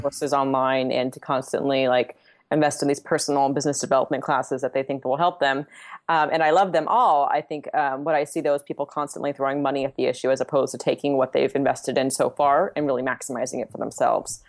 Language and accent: English; Southern California, United States; my family's from Italy, but I'm from Southern California